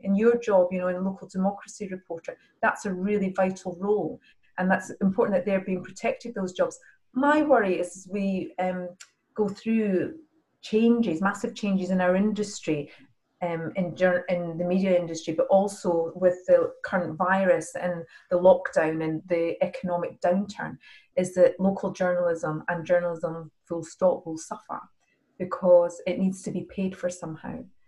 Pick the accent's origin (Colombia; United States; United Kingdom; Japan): United Kingdom; Edinburgh, Scotland; moved away as an adult; also born or lived in Oxford; I was from Scotland